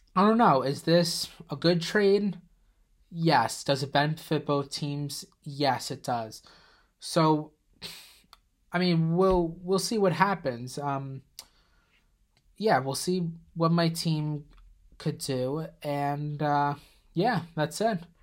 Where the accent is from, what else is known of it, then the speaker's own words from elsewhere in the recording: Plainview, United States; my hometown, Plainview